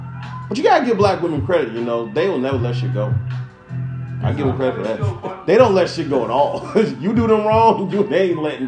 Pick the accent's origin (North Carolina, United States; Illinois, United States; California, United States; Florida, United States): Illinois, United States; Chicago; we're from Chicago